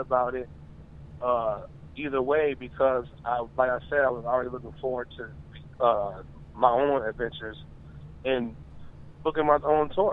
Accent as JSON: {"language": "English", "region": "Michigan", "country": "United States", "said": "I'm from Michigan"}